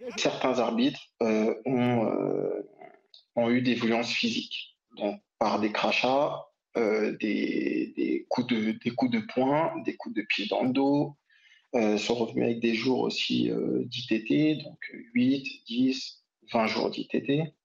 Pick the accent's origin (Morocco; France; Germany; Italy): France; Alfortville, Île-de-France; j'ai grandi à Alfortville